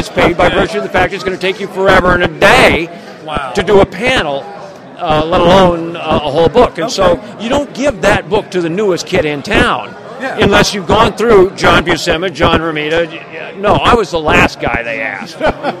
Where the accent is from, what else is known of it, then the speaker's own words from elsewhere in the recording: Kansas City, United States; born there; also born or lived in Colorado / California; Well, I was born in Kansas City, but I was only there for 3 days. My dad was Navy, and we moved all over. I've always considered Colorado home, but I always end up back in California.